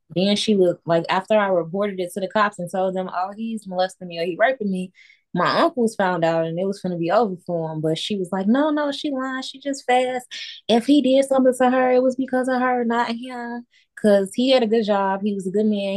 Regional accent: Chicago, Illinois, United States; born in Chicago

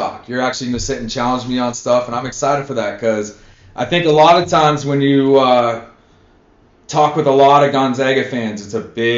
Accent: Spokane, Washington, United States; now in Minnesota, United States; I'm originally from Spokane, Washington

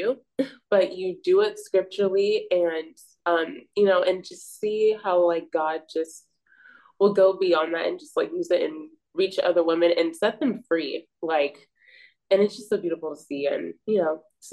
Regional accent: Bay Area, California, United States; I'm from the Bay Area

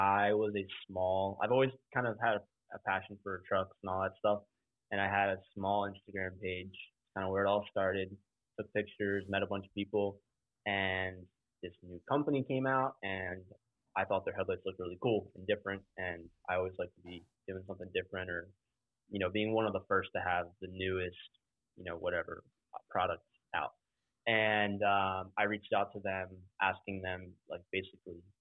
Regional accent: Ocean City, Maryland, United States; I'm from Maryland, Ocean City, Maryland, if you've ever heard of it, all the way on the East Coast

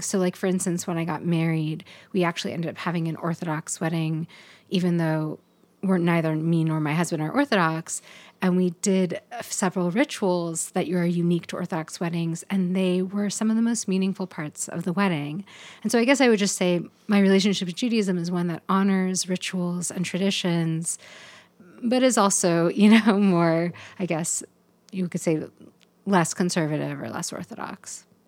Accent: Pacific Northwest, United States; also born or lived in Portland; living here in this place growing up in the Pacific Northwest

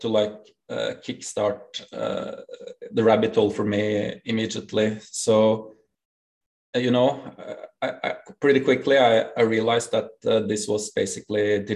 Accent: Norway; accent: Norwegian; English is a second language; I'm from Norway. That's correct. We have the most broken English accent in the world

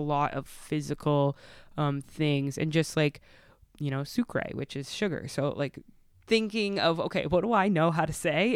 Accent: Stamford, Connecticut, United States; now in Milford, United States; born and raised in Stanford. So, I lived in Stanford.

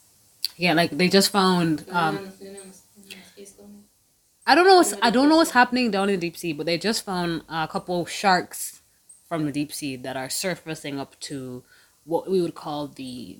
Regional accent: Jamaica; Not because I'm Jamaican.

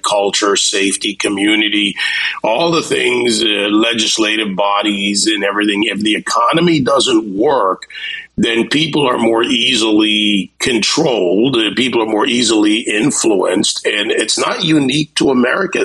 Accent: Jamaica; born or raised there; now in Miami, United States

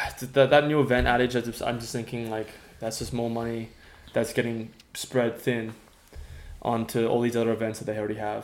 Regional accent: Australia; I'm seeing it from my perspective as an Australian who ran on the team that.

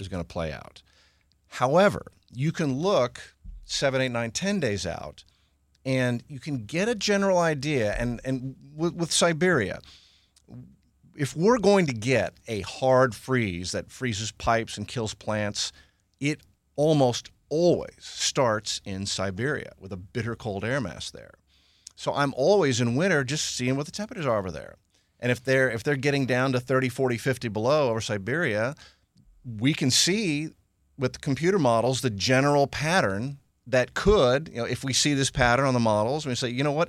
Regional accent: Houston, Texas, United States; I grew up in Houston. Uh, wasn't born here, but grew up, uh, almost, almost native

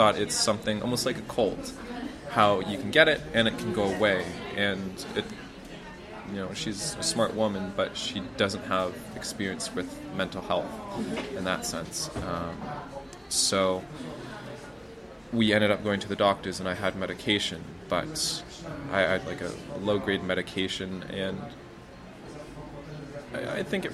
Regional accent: Canada; moved away as an adult; also born or lived in Hungary / China / Netherlands; now in Poland; I am from Canada.

